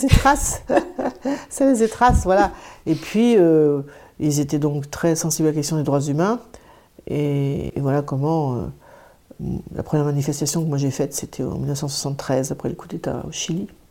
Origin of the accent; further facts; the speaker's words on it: Deux-Sèvres, Nouvelle-Aquitaine, France; je suis originaire des Deux-Sèvres